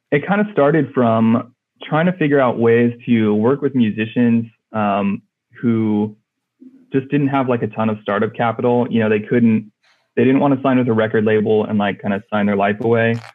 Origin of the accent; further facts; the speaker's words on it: California, United States; Uh, I'm from California. Um, bounced around a lot, um, but currently still live in California.